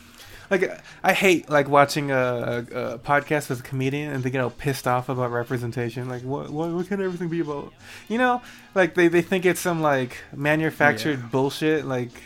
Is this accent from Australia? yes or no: no; Colombia; Like I mentioned being Colombian earlier.